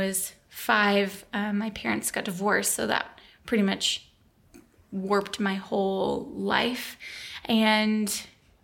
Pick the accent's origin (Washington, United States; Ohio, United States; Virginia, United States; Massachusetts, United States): Washington, United States; Tacoma; moved away as an adult; now in Texas, United States; I moved from Tacoma to Texas to do the internship where we met, I ended up moving back home